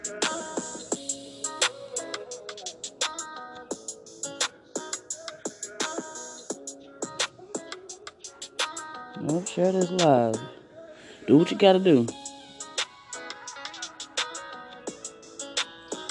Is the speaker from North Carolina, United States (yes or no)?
no; East St. Louis, Illinois, United States; I'm from East St. Louis. A lot of people don't know nothing about, but I am from East St. Louis, Illinois